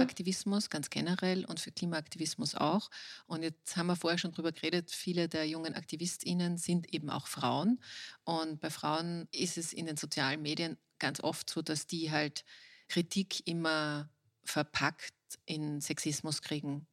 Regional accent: Austria

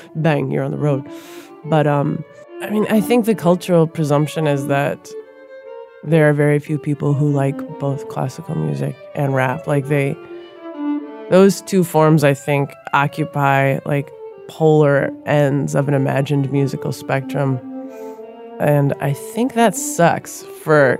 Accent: Minneapolis, Minnesota, United States; I grew up in South Minneapolis

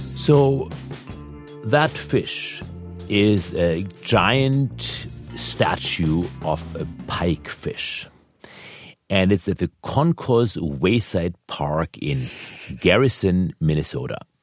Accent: Germany; moved away; I was born in Germany.

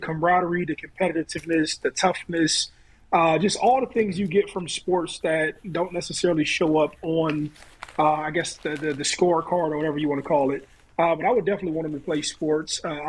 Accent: Ohio, United States; I'm from Ohio

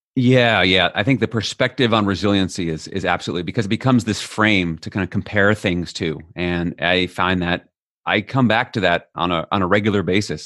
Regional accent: New York City, New York, United States; moved away as an adult; now in Netherlands; I'm an American born in New York City

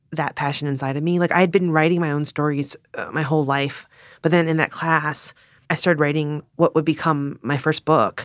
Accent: Richmond, Virginia, United States; growing up in Richmond, Virginia

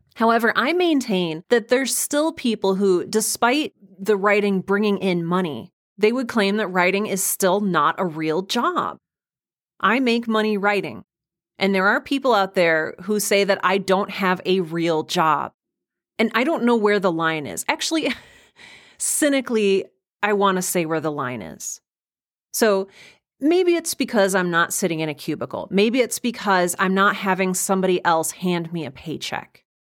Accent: Midwest, United States; I was raised in the Midwest

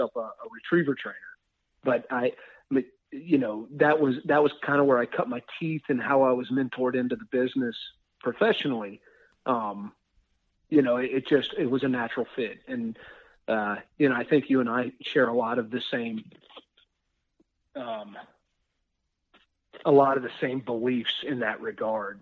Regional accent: Winston-Salem region of North Carolina, United States; also born or lived in Wyoming; my folks made it back here, and this is where I was raised up

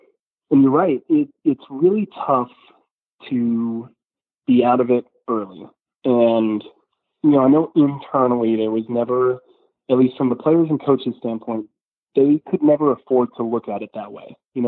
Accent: Marietta, Georgia, United States; I didn't go to Marietta. I just grew up in Marietta.

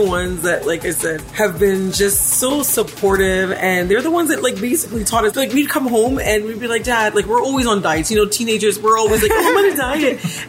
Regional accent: Toronto, Ontario, Canada; we are from Scarborough.

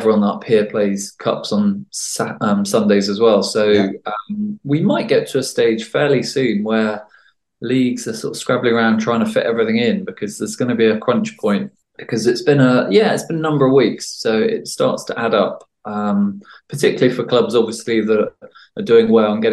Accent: Somerset, South West England, United Kingdom; now in Yorkshire, United Kingdom; originally I'm actually from Somerset

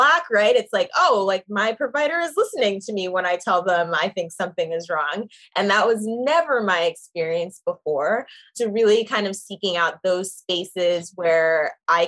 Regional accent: Zimbabwe; now in New York, United States; I am from Zimbabwe and it's from Shona, which is the language spoken there

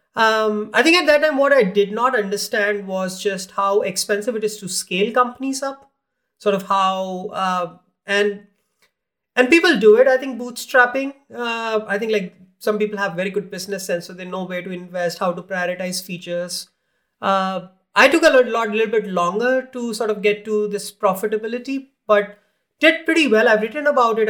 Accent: India; moved away; I grew up in India

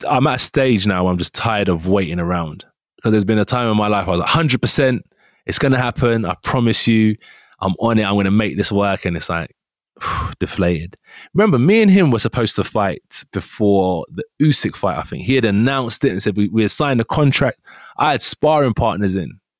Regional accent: United Kingdom; we're both from Great Britain

